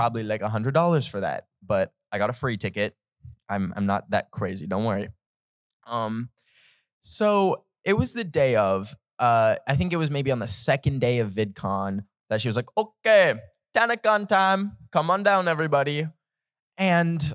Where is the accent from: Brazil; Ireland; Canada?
Canada; I don't know what Fahrenheit is because I'm Canadian